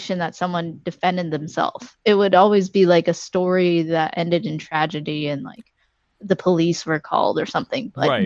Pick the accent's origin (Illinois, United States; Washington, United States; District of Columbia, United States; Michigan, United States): Washington, United States; I come from Washington